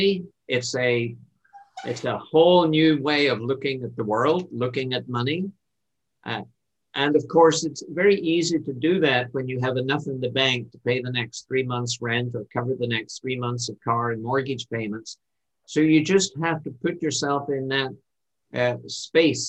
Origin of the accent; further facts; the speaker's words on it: Ireland; now in Canada; My home country is Ireland, and I'm an immigrant to Canada